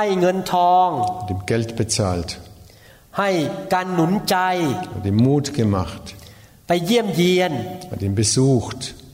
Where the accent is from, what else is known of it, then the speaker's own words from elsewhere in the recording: Thailand; German is a second language; Und ich bin Thailänder und bin im thailändischen Umwelt groß geworden und da ist, da, da ist es nicht normal, dass man sagt, ich liebe dich.